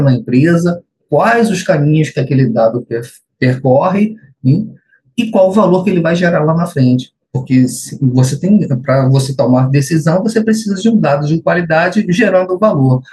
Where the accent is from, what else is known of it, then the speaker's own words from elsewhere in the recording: Niterói, Rio de Janeiro, Brazil; sou aqui de Niterói, Rio de Janeiro